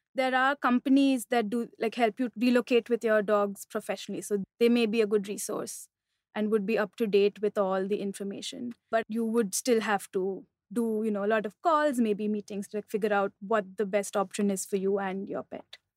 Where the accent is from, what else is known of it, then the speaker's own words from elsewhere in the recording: Mumbai, Maharashtra, India; also born or lived in Delhi; I'm from Bombay.